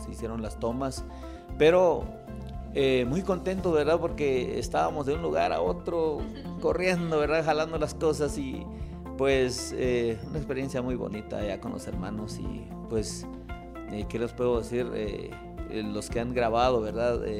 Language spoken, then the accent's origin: Spanish; Totonicapán, Guatemala; Yo soy de Totonicapán